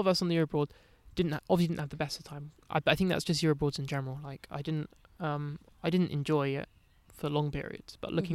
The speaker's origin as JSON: {"language": "English", "region": "London", "country": "United Kingdom", "tie": "born or raised there", "said": "Not that I'd really like feel English, but like growing up in London"}